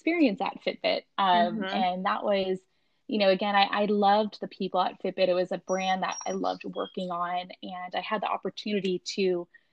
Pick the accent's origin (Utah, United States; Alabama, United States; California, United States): California, United States; San Diego; moved away; I grew up in San Diego